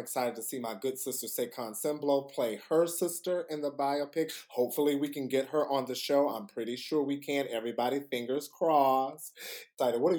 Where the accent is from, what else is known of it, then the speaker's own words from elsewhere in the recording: Georgia, United States; Yes, I'm from Georgia, don't do me.